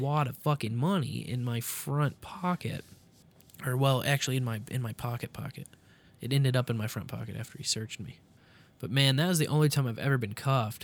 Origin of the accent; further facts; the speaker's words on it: Kansas City, Missouri, United States; also born or lived in Columbia, Missouri; going back to my college town from my hometown, Kansas City, Columbia.